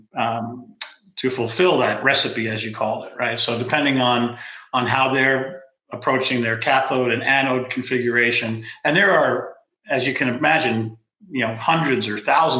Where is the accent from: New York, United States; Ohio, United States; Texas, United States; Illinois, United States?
New York, United States; New York City; now in California, United States; I grew up on Staten Island